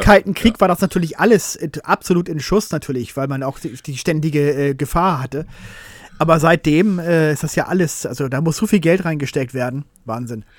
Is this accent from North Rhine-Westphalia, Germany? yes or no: no; Hamburg, Germany; Wir als Hamburger